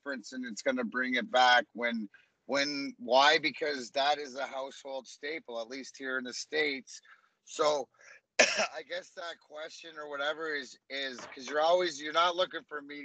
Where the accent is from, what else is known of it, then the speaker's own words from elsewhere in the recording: Leamington, Ontario, Canada; I grew up in Leamington, Ontario, which is a melting pot